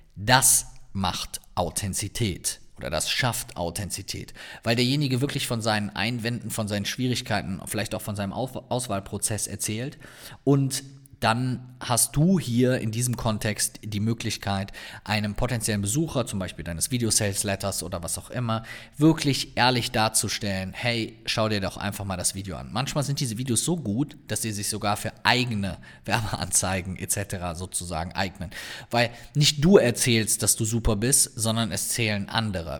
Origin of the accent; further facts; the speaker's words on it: Cologne, North Rhine-Westphalia, Germany; accent: Cologne (Kölner); meinen Kölner Akzent